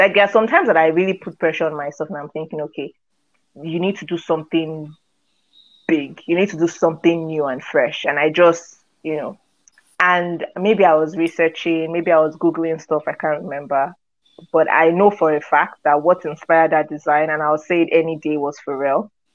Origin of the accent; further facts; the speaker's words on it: Lagos, Nigeria; I grew up in Nigeria, Lagos